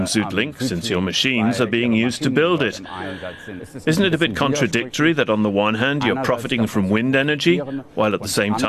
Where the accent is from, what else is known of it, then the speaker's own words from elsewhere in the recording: Lower Saxony, Germany; I come from Lower Saxony, which has a lot of wind farms.